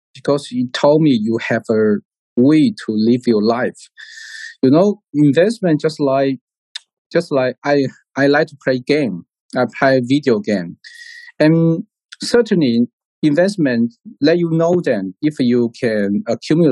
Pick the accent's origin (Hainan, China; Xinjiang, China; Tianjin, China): Hainan, China; Hainan Island, China; English is a second language; also born or lived in Lanzhou / United Kingdom / Singapore; I was born in Hainan Island